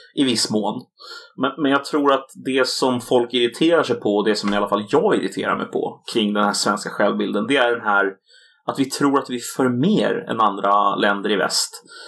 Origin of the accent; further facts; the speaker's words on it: Sweden; den här kulturella identiteten som vi bär på som svenskar, är just svensk